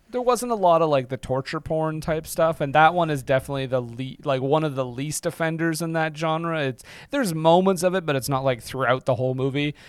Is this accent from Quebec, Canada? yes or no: yes; Montreal, Quebec, Canada; I'm from Montreal.